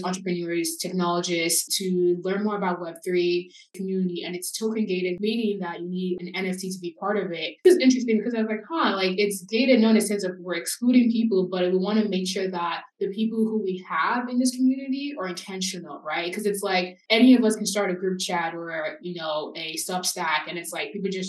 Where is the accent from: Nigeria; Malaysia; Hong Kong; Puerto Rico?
Nigeria; now in United States; as a Nigerian American immigrant and someone who grew up in a different country